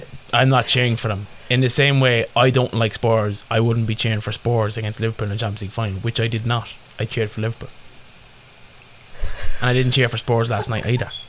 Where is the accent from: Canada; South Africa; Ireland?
Ireland; as Irish sports fans